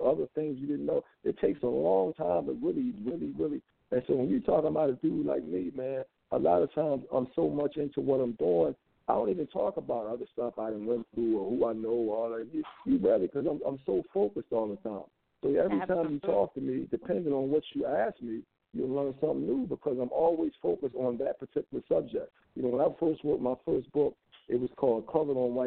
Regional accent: Philadelphia, Pennsylvania, United States; I grew up in Philadelphia during the 70s

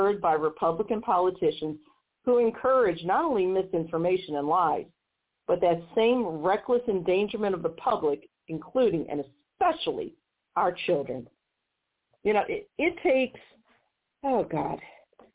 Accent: Missouri, United States; my home state of Missouri

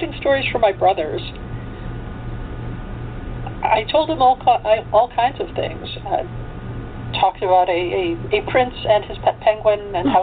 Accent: Chicago, Illinois, United States; I come from Chicago.

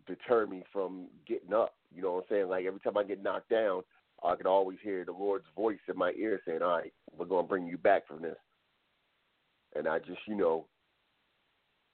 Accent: New Jersey, United States; I was born in New Jersey, so I'm not from down south

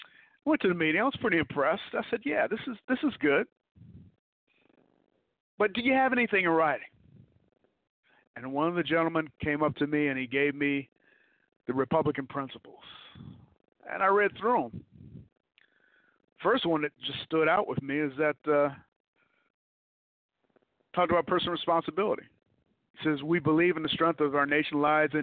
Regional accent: Detroit, Michigan, United States; moved away; also born or lived in Cobb County, Georgia; I'm from Detroit, Michigan. I'm from the Jeffries Projects.

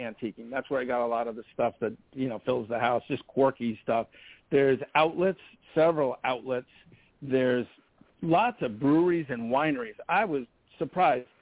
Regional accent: Madison, Connecticut, United States; I actually grew up in this town

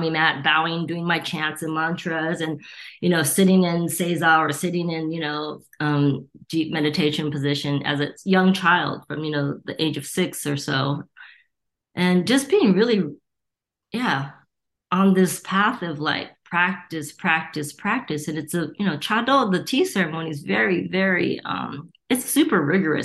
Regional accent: Torrance, California, United States; also born or lived in Gardena, California; I was born and raised in Torrance and Gardena, two cities that border each other, and it's a suburb

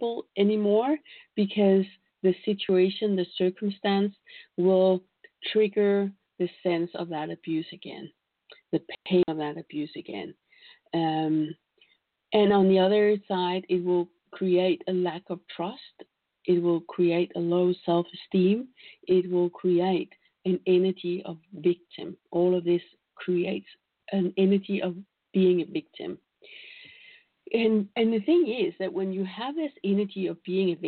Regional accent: Denmark; I come from Denmark

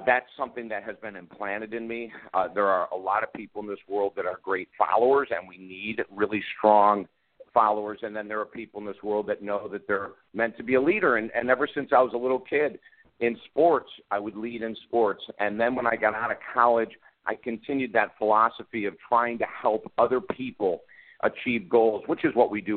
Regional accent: Syracuse, New York, United States; moved away as an adult; also born or lived in Utica, New York; now in Florida, United States; I grew up in upstate New York. I was born in Utica, this tiny little city in the middle of New York State. Moved to Syracuse in first grade and lived in Syracuse, went to Syracuse University

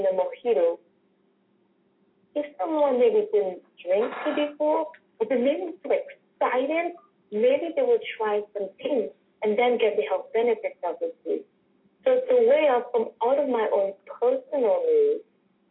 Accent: Dominica; also born or lived in United Kingdom / New Orleans, United States / Australia; now in New York, United States; growing up in Dominica

